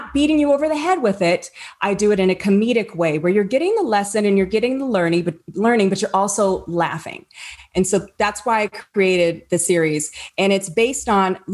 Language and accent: English; Apple Valley, California, United States; I'm Apple Valley